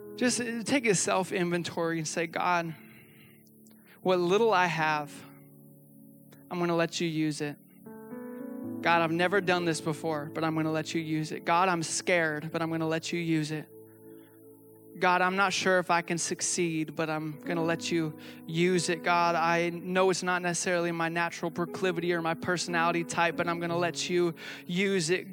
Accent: the Northwest, Pacific Northwest, United States; I come from the Northwest where we actually, like, eat legalistic people for dinner.

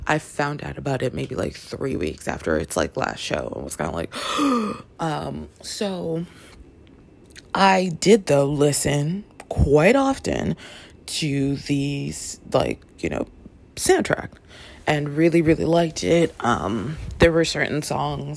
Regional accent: Canada; moved away; also born or lived in Washington Heights, New York, United States; I grew up in Canada

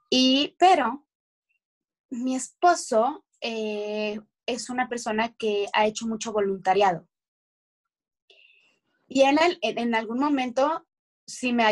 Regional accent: Mexico; nosotros que somos de, de México

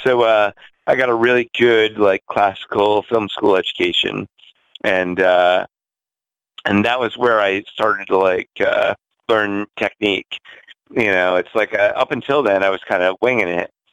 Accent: Rhode Island, United States; now in New York City, United States; I grew up in uh, a very rural backwoods town in Rhode Island

